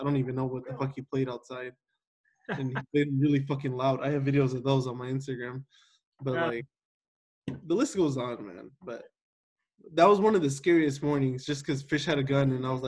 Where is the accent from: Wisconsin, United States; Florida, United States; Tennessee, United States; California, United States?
California, United States; Salinas; I grew up in Salinas, California, where gang violence is pretty normal